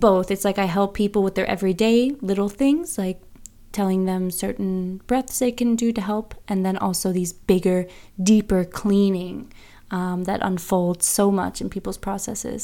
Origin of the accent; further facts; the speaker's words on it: United States; now in Bergen, Norway; I'm American